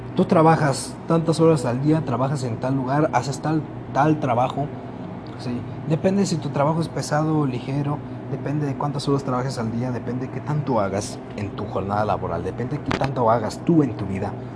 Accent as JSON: {"language": "Spanish", "country": "Mexico", "said": "Así somos todos los mexicanos"}